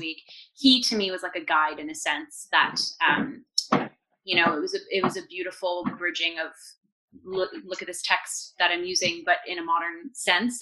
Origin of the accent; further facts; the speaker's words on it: Windsor, Ontario, Canada; my hometown of Windsor, Ontario